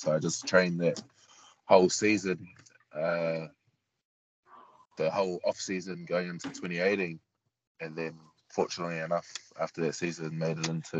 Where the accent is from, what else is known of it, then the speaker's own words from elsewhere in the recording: New Zealand; Growing up in New Zealand, just going through the age grade